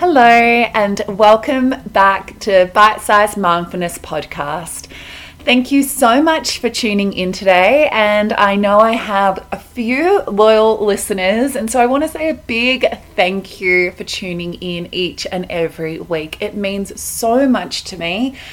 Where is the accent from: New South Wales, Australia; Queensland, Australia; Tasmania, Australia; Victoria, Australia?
Victoria, Australia; Melbourne; moved away as an adult; now in Colorado, United States; I'm Australian, I'm from Melbourne, but I am currently living in Colorado, America.